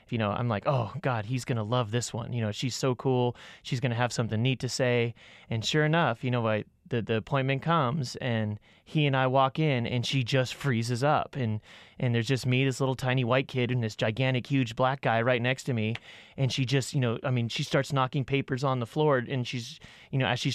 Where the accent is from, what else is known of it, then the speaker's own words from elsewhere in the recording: California, United States; also born or lived in Falmouth, Maine; and I'm a 43-year-old white male from Falmouth, Maine. I grew up in Southern California in a mixed racial family.